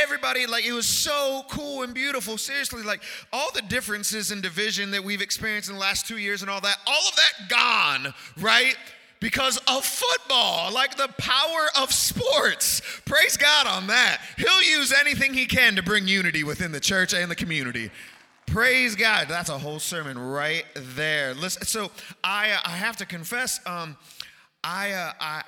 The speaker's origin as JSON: {"language": "English", "region": "Northeast Ohio", "country": "United States", "tie": "born or raised there", "moved": "yes", "lives_now": "Cleves, United States", "said": "I'm from Northeast Ohio"}